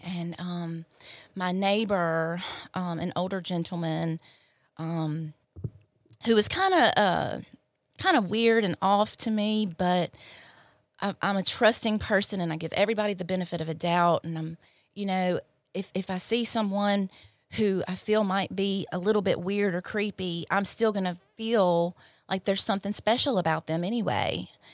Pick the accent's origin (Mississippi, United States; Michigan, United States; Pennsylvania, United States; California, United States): Mississippi, United States; Clinton; I grew up in Clinton, uh, an only child and of a single mother